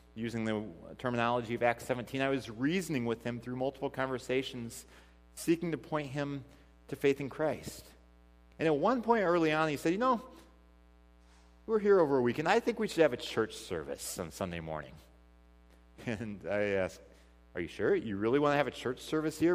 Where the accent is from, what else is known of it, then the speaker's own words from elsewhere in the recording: Missouri, United States; now in Port Washington, United States; we, we grew up 15 minutes from each other in Missouri. I mean, I'm from Missouri.